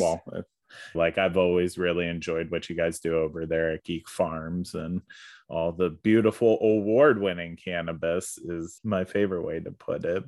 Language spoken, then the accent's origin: English; outside Philadelphia, Pennsylvania, United States; now in Oregon, United States; I grew up right outside of Philadelphia